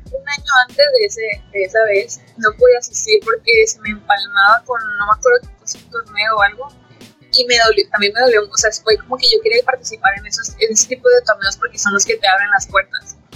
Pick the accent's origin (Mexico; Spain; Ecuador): Mexico; Sonora; moved away; also born or lived in Monterrey; Las tres somos de Sonora